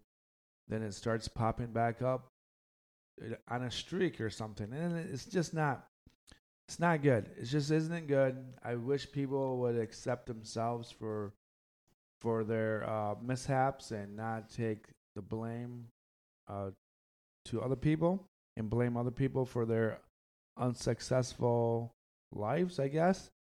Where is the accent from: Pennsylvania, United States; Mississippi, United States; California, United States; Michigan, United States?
Michigan, United States; And the Midwest, the greatest state in the world, Michigan. Yes, it is. We are people from the Midwest, the Great Lakes. That's us.